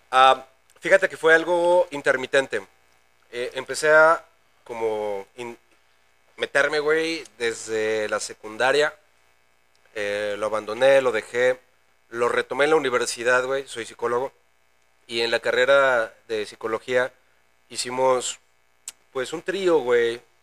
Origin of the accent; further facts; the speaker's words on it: Querétaro, Mexico; also born or lived in Naucalpan (Ciudad Satélite), State of Mexico; tengo 28 años, güey, siendo queretano